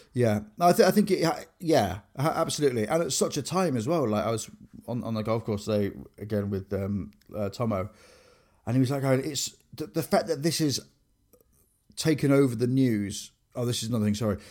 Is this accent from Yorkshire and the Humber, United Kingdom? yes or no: yes; Grimsby, Yorkshire and the Humber, United Kingdom; I grew up in Grimsby